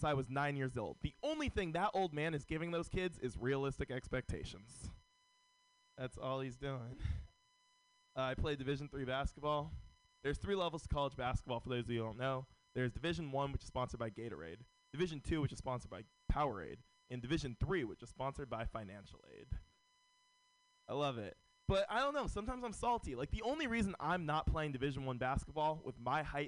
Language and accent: English; San Francisco, California, United States; Born and raised in San Francisco.